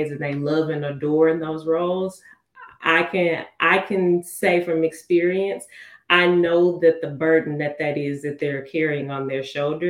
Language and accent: English; Houston, Texas, United States; moved away as an adult; also born or lived in Fort Worth, Texas / Dallas, Texas; I am from Houston. I was born and raised on the south side, southwest side.